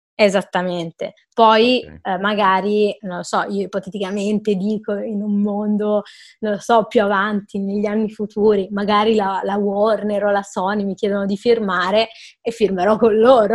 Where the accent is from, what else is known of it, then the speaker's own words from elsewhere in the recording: Milan, Lombardy, Italy; io sono di Milano